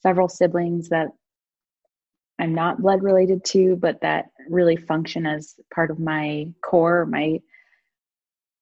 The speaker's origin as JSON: {"language": "English", "town": "Hudson", "region": "New Hampshire", "country": "United States", "tie": "born or raised there", "also_born_or_lived": "Boston", "moved": "as an adult", "lives_now": "Vermont, United States", "said": "I was born in Hudson, New Hampshire, a relatively small town about an hour north of Boston. And I lived there with my family until I turned 18."}